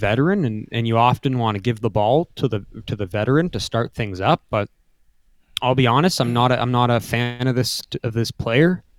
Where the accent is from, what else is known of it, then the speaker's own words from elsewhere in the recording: Canada; being a Canadian.